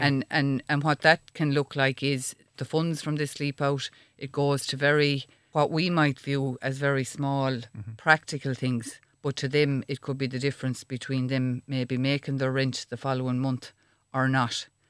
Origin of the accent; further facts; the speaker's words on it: Ireland; as Irish people we're quite proud